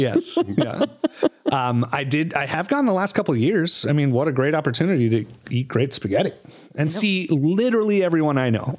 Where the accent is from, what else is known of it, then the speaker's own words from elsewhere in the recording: Minnesota, United States; I grew up in Minnesota.